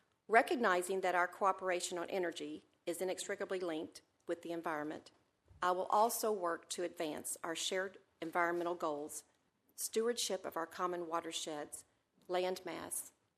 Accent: Glasgow, Kentucky, United States; my sister, Micah, is watching from my hometown in Glasgow, Kentucky.

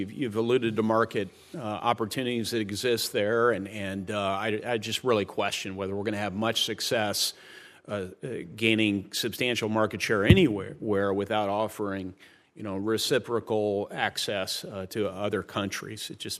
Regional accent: Indiana, United States; Farmers and manufacturers in my home state of Indiana depend quite a bit on market access

